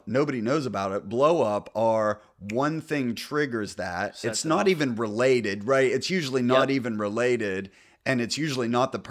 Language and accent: English; United States; now in US South; So I'm from the North. I'm a converted Southerner. We used to call it pop growing up, and now I call it soda because everybody down here is calls it soda.